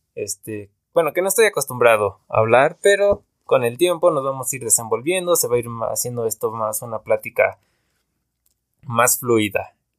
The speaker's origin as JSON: {"language": "Spanish", "region": "Veracruz", "country": "Mexico", "tie": "born or raised there", "moved": "yes", "lives_now": "Pachuca, Mexico", "said": "soy originario de Veracruz, pero llevo viviendo mucho tiempo acá en una ciudad que se llama Pachuca, en México."}